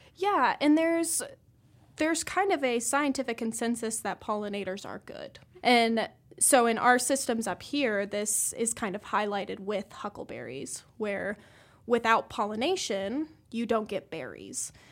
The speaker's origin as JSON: {"language": "English", "region": "Colorado", "country": "United States", "also_born_or_lived": "Nebraska / Idaho", "moved": "as an adult", "lives_now": "Missoula, United States", "said": "I'm from Colorado originally, went to Nebraska"}